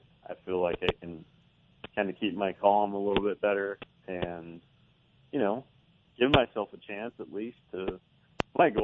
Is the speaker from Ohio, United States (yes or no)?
no; Northern California, United States; growing up in Northern California and fishing the Delta